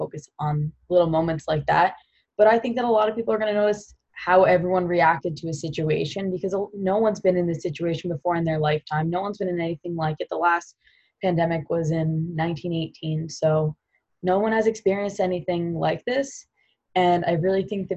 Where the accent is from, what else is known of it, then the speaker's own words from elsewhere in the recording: Long Island, New York, United States; moved away as an adult; also born or lived in Providence, Rhode Island; I'm from Long Island, New York.